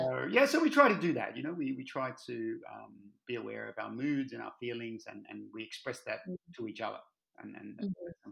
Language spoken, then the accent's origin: English; Australia; also born or lived in Germany; now in Belgium; Gosh, about 9 years in Belgium now. Yeah, but I left Australia more than 25 years ago. So my accent's a little bit mixed up now.